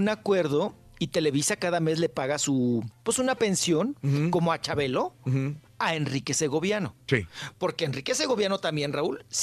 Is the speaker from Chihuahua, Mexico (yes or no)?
yes; Delicias, Chihuahua, Mexico; moved away; de donde yo soy, de la misma tierra, del mismo ombligo, de Delicias, del, papá gobernador, de ahí, del municipio de Delicias, Chihuahua.